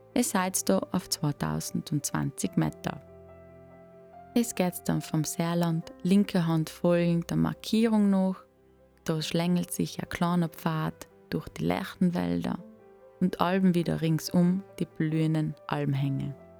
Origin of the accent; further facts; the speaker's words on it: Brixen, Trentino-Alto Adige, Italy; moved away as an adult; now in Kartitsch, Austria; Brixen, meiner Heimat, wo ich aufgewachsen bin, und meiner jetzigen Wahlheimat Katitsch